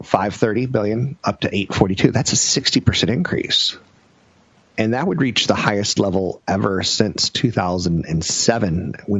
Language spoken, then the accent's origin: English; United States; I'm American.